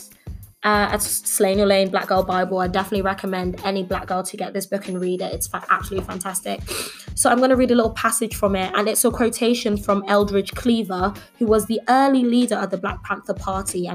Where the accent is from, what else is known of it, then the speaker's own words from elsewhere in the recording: London, United Kingdom; I grew up in Dulwich. It's a lovely area. I love where I'm from.